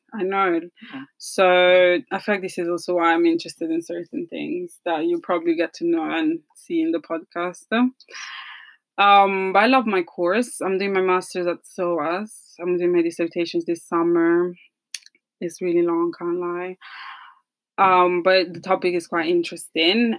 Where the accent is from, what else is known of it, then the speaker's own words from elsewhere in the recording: Italy; accent: Italian; moved away; this is an Italian accent